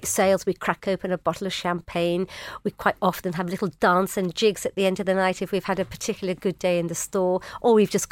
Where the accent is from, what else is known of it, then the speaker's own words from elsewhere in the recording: Bowdon, North West England, United Kingdom; I grew up in Bowden, Cheshire.